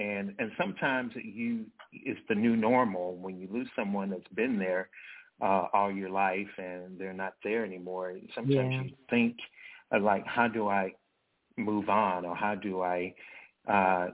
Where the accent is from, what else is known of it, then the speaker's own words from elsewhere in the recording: Dumas, Arkansas, United States; also born or lived in Kansas City; now in Little Rock, United States; Dumas, Arkansas was the town that I grew up